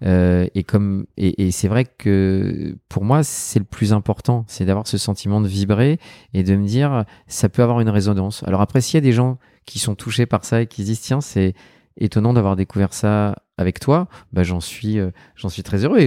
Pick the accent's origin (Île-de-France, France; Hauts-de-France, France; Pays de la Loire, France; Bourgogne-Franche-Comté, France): Île-de-France, France; Neuilly-sur-Seine; Je suis un enfant de Neuilly sur seine